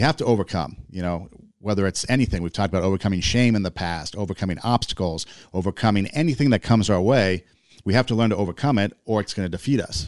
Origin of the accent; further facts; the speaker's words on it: West Coast, United States; moved away as an adult; also born or lived in Iowa; I'm from the West Coast